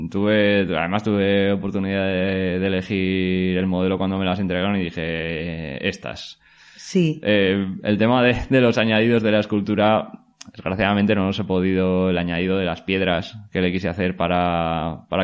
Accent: La Rioja, Spain; now in Valencia, Spain; Pues bueno, mi historia, yo soy de, originario de La Rioja, aunque ahora vivo aquí en Valencia.

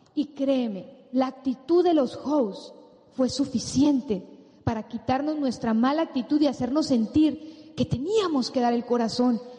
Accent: Sinaloa, Mexico; bigote de mi tierra, de un tipo sinaloense

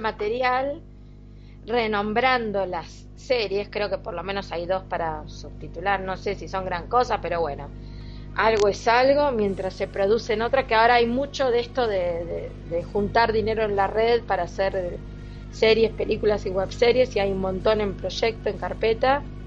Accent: Argentina; soy todavía más argentina

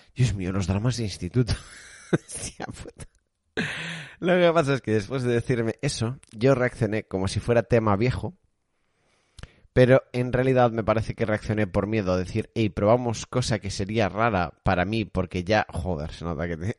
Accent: Galicia, Spain; yo soy gallego

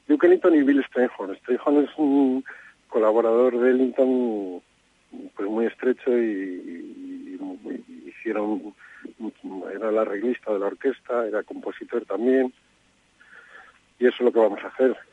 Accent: Madrid, Community of Madrid, Spain; yo que soy de Madrid

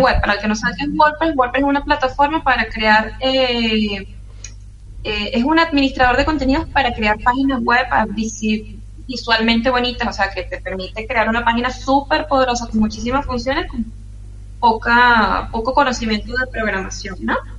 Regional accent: Caracas, Capital District, Venezuela; moved away as an adult; also born or lived in Maracay, Venezuela; now in Fortaleza, Brazil; soy caraqueña

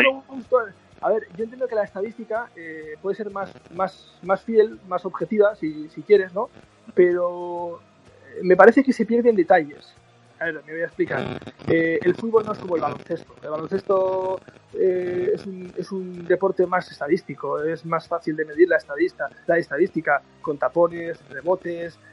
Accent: Irún, Basque Country, Spain; he crecido con la radio porque yo soy de Irún en Irún tenemos una emisora de radio

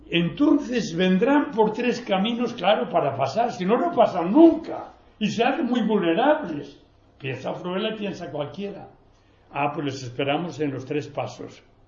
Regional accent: Vierdes, Castile and León, Spain; moved away; mi pueblo.

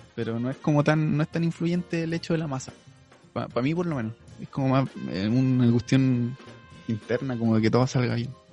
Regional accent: Chillán, Ñuble, Chile; moved away as an adult; now in Talca, Chile; soy oriundo de Chillán

